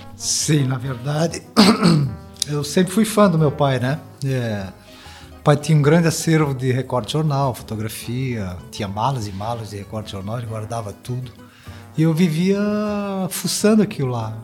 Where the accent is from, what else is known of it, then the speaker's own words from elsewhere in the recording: Balneário Camboriú, Santa Catarina, Brazil; also born or lived in Blumenau / Florianópolis; Eu me considero bem balnearense